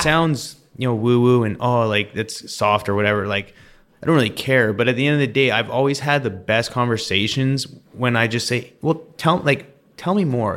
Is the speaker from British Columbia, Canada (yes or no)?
yes; close to Vancouver, British Columbia, Canada; I grew up in British Columbia, close to Vancouver